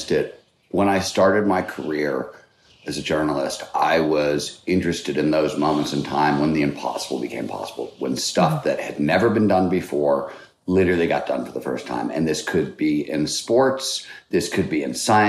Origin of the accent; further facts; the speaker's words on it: Cleveland, Ohio, United States; I grew up in Cleveland, Ohio